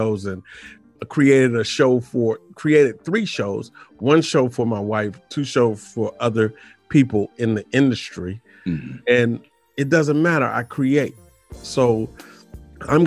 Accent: Washington, District of Columbia, United States; also born or lived in Suitland, Maryland / University of Maryland; I'm from Georgia. Avenue. Yeah. In Washington, D.C. So, yeah, there up until my junior high years. And then we moved, my mother and I moved to Suitland

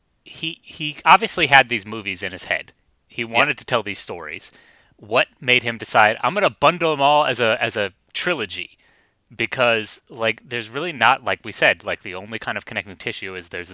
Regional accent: United States; I'm an American

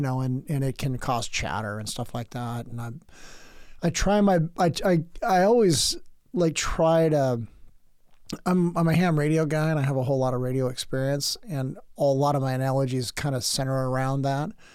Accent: San Diego, California, United States; moved away as an adult; now in Oregon, United States; By the time I got out of the military and came to Oregon, because uh, I'm from San Diego

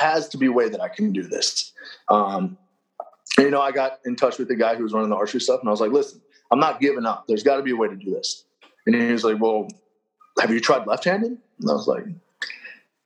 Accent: Kentucky, United States; moved away; also born or lived in Tennessee; I'm originally from Kentucky

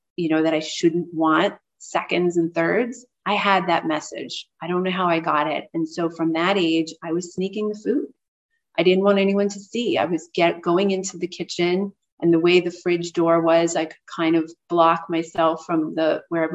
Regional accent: New York City, New York, United States; I grew up in New York City

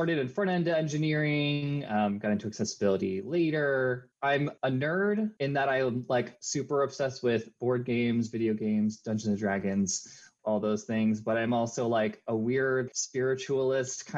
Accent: Long Island, New York, United States; moved away as an adult; now in Philadelphia, United States; I grew up on Long Island

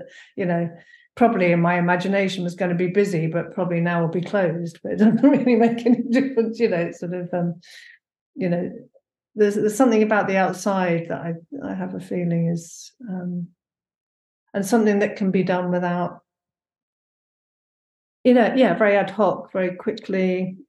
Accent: London, United Kingdom; now in Hebden Bridge, United Kingdom; I'm a Londoner

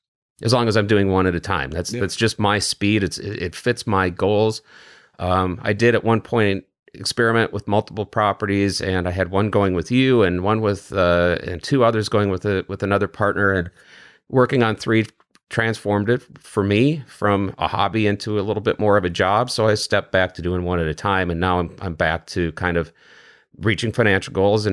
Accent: Wisconsin, United States; also born or lived in Michigan's Upper Peninsula; I grew up in Western Wisconsin, and then I spent 7 years way in the northern part of Michigan's Upper Peninsula.

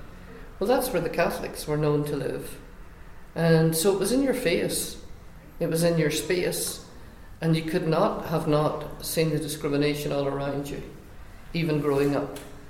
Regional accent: Northern Ireland, United Kingdom; growing up in Northern Ireland in a small town like Scariff.

